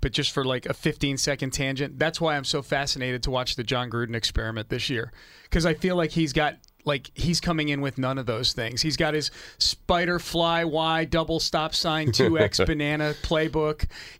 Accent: New England, United States; I grew up in New England in the 80s, and I was a Philadelphia 76ers fan.

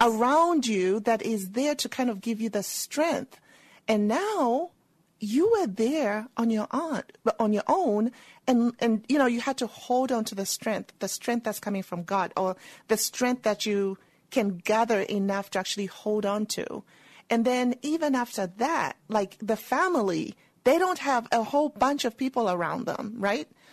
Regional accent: Zambia; moved away as an adult; also born or lived in England; now in United States; I was born and raised in Zambia

